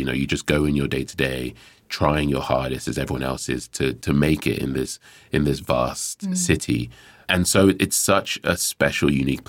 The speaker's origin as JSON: {"language": "English", "region": "Lagos", "country": "Nigeria", "tie": "born or raised there", "also_born_or_lived": "United States", "said": "I was actually born in America, but at a young age moved to Lagos, which is where my family are historically from."}